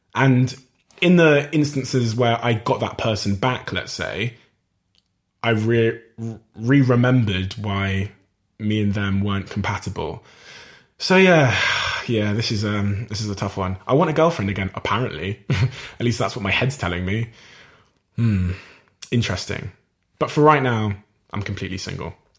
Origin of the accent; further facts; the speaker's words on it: Plymouth, South West England, United Kingdom; my hometown Plymouth in Devon and Cornwall